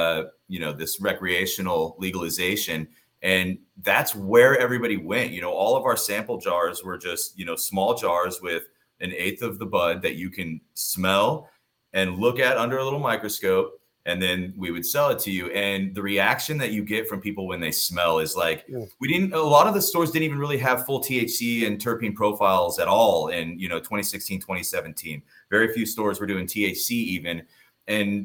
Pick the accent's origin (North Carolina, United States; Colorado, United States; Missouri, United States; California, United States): Colorado, United States; now in Palm Desert, United States; I'm from Colorado